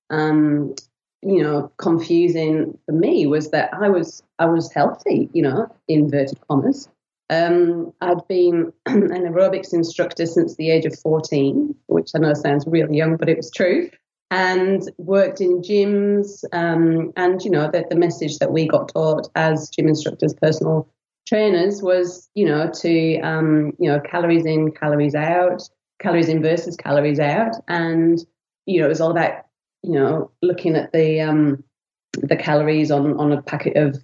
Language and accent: English; England, United Kingdom; now in Australia; I'm originally from England, as you might be able to tell by my non-Aussie accent